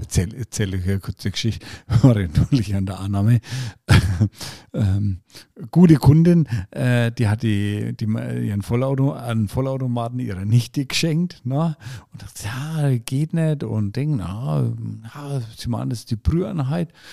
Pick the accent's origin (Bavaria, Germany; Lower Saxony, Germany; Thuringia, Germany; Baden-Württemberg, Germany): Bavaria, Germany; Franconia; bei uns in Franken